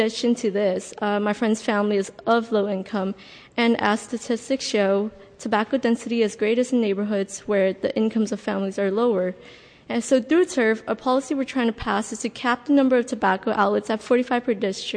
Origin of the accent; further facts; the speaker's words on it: San Francisco, California, United States; I'm from the Russian Hill part of the city, and I've been a San Francisco resident my whole life